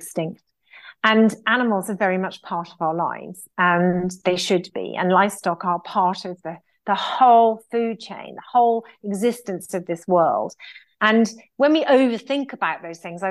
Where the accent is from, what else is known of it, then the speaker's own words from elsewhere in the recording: United Kingdom; as British people